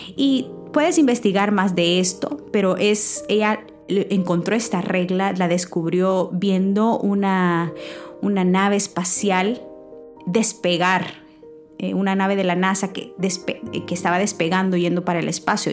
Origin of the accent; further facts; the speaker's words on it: San Miguel, El Salvador; now in United States; el pueblo que vengo de San Miguel, El Salvador, em, y con las limitaciones que nos crecimos